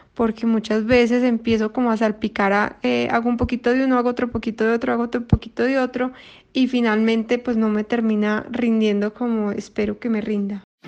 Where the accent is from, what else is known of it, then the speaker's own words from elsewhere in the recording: Colombia; soy de Colombia